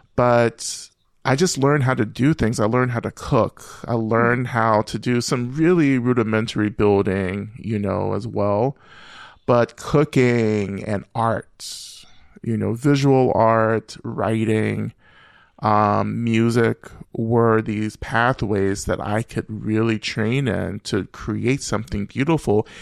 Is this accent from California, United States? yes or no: no; Rome, Georgia, United States; moved away as an adult; also born or lived in Boston; I grew up, you know, black, uh, and queer, um, in the deep South and, and North Georgia